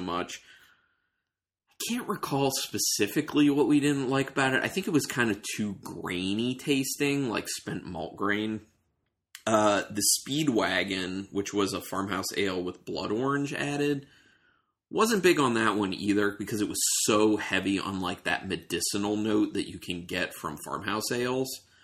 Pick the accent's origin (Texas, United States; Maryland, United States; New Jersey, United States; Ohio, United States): Maryland, United States; moved away; I'm from Maryland initially